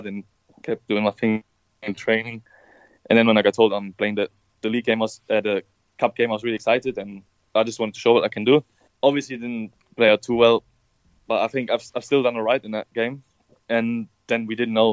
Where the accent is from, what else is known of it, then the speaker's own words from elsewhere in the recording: Stuttgart, Baden-Württemberg, Germany; now in England, United Kingdom; where I'm from Stuttgart, we have like specific food that you only get there